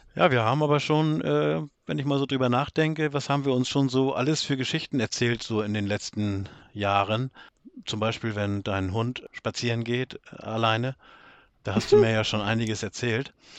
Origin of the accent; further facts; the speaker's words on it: Northern Germany, Germany; ich komme aus Norddeutschland. Das kann man, glaube ich, an meiner Stimme auch schon ganz schnell erkennen.